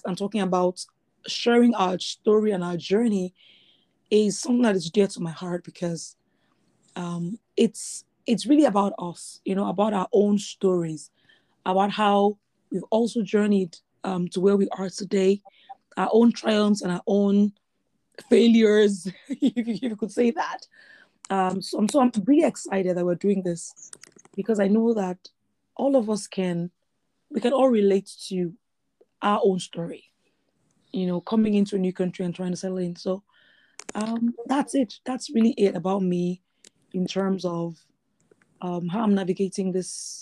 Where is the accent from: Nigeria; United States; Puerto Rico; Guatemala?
Nigeria; moved away as an adult; now in Canada; before I moved to Canada, I had never lived anywhere else before. So I moved straight from Nigeria